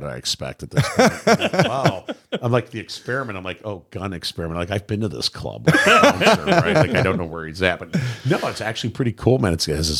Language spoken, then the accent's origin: English; Michigan, United States